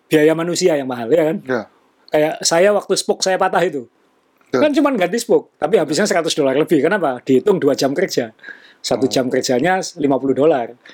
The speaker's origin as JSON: {"language": "Indonesian", "region": "Kalimantan", "country": "Indonesia", "tie": "born there", "said": "Iya betul, saya juga lahir di Kalimantan gitu."}